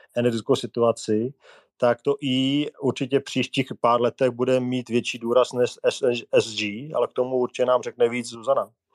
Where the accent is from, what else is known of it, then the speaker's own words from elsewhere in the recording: Czechia; jako Češi